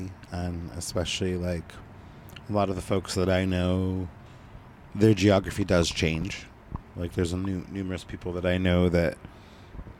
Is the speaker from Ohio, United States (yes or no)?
no; Southern Oregon, United States; also born or lived in Northern California; I was born in Northern California and grew up in Southern Oregon on the coast.